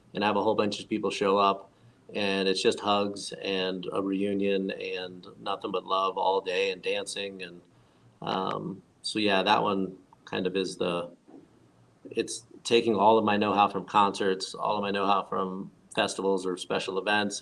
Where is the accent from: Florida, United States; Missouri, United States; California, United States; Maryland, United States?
Florida, United States; moved away as an adult; also born or lived in Arizona; I was born and raised in Florida